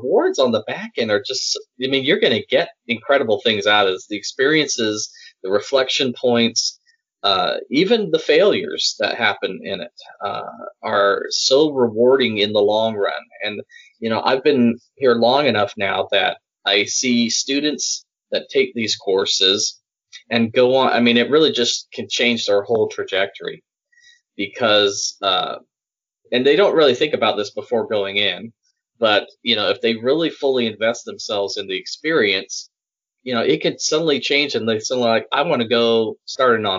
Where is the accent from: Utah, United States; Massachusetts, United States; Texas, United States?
Utah, United States; Salt Lake City; moved away as an adult; now in Birmingham, United States; I grew up in Salt Lake City, Utah.